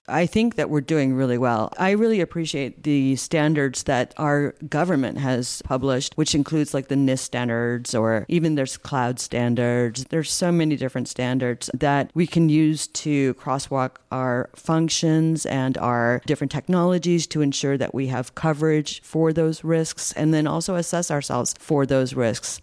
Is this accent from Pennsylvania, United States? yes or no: no; Rhode Island, United States; now in California, United States; I'm from Rhode Island, and I went to the University of Rhode Island